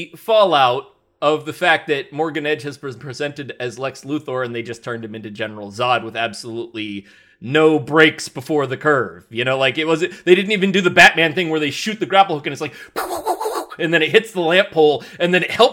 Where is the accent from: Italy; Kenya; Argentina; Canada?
Canada; Well, hey, now, man, listen here, man. I'm a Canadian.